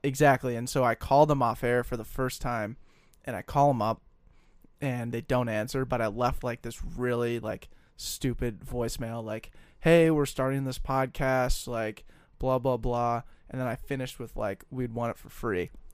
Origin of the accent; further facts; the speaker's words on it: Colorado, United States; I am from Colorado